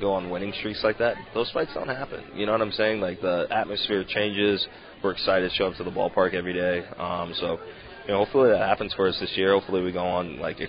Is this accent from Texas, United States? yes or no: yes; Texas, United States; moved away as an adult; I am from Texas